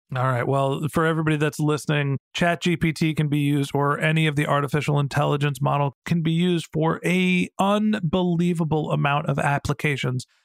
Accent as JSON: {"language": "English", "town": "Burlingame", "region": "California", "country": "United States", "tie": "born or raised there", "said": "my hometown, Burlingame here"}